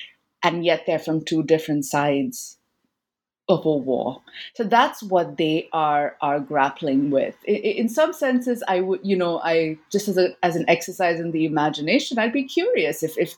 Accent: India; from my own, you know, childhood growing up in India, right?

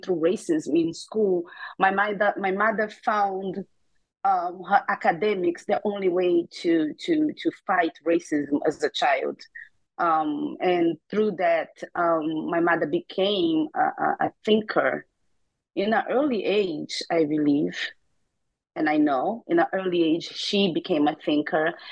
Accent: Rio de Janeiro, Brazil; moved away; also born or lived in New York; I grew up in Rio de Janeiro, Brazil

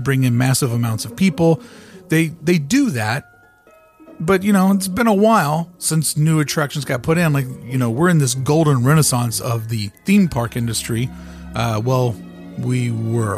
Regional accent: United States; moved away; I'm from the Kentucky-Indiana border. I grew up playing in the Ohio River

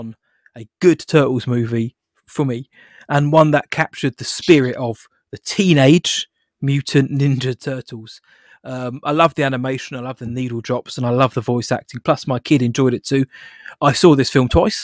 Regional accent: United Kingdom; I'm British

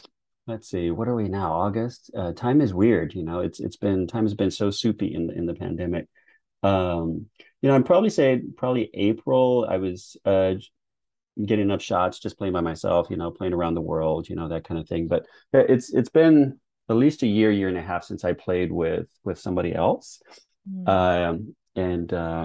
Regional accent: Texas, United States; growing up watching basketball in the early 80s in Texas

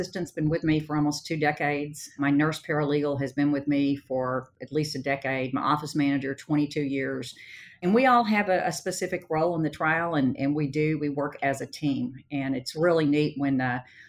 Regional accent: Sherman, Texas, United States; when I started off my practice in my hometown of Sherman, Texas

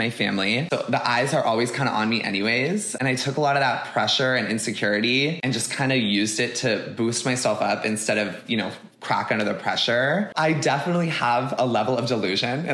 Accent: Huntington Beach, California, United States; now in Los Angeles, United States; I grew up in Huntington Beach, California

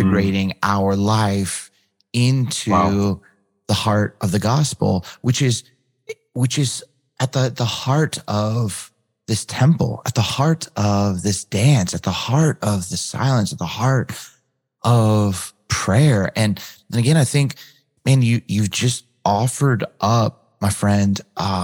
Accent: West Coast, United States; I grew up on the West Coast.

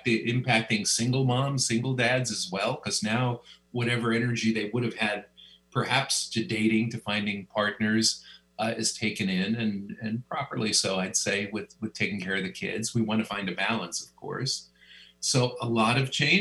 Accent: New York City, New York, United States; now in Los Angeles, United States; I grew up in Brooklyn

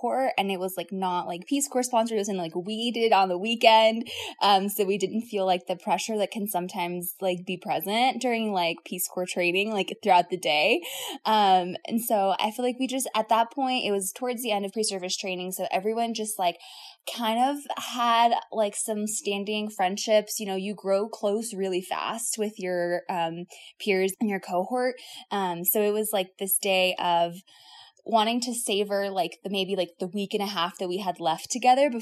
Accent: South Florida, United States; I was raised in South Florida

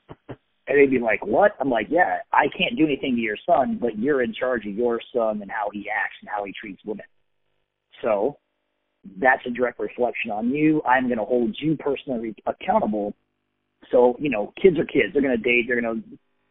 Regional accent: San Diego, California, United States; I grew up in San Diego

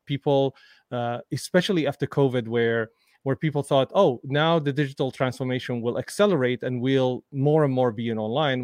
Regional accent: Damascus, Damascus Governorate, Syria; moved away; I grew up in Damascus, Syria

